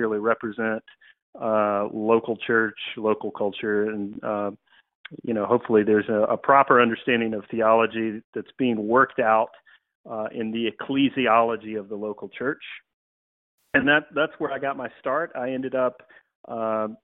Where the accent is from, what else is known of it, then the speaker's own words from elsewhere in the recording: Georgia, United States; moved away as an adult; now in Greenville, United States; Born and raised in the South, actually from Georgia.